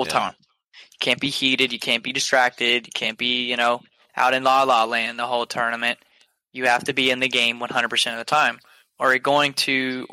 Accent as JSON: {"language": "English", "region": "Georgia", "country": "United States", "said": "I'm from Georgia"}